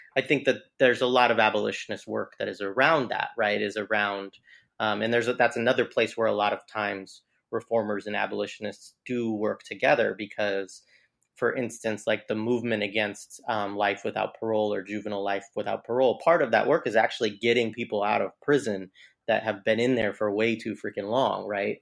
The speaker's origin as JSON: {"language": "English", "region": "Southern Oregon", "country": "United States", "tie": "born or raised there", "moved": "yes", "said": "I grew up in Southern Oregon"}